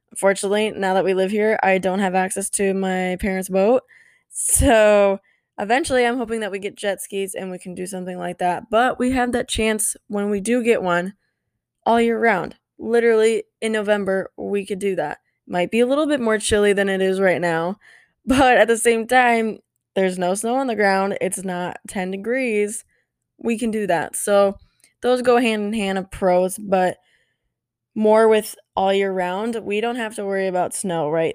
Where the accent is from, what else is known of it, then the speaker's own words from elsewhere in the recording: Midwest, United States; moved away as an adult; also born or lived in Iowa / Minnesota; now in Florida, United States; I was from the Midwest, right? Iowa, Minnesota. I now live in Florida.